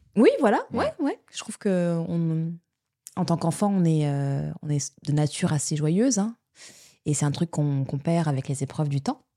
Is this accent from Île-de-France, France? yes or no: yes; Paris, Île-de-France, France; moved away; also born or lived in Quebec; je suis née à Paris, mais j'ai grandi étant bébé à Paris, mais on a vite déménagé après en, banlieue